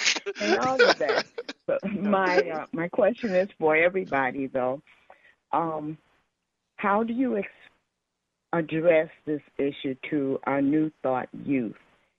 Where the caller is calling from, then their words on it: Arlington Heights, Illinois, United States; I'm calling from Arlington Heights, Illinois.